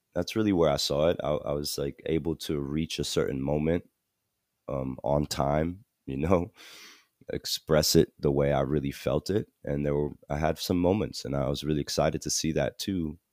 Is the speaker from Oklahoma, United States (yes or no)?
no; New Jersey, United States; also born or lived in Malaysia; this is in New Jersey, so I grew up in New Jersey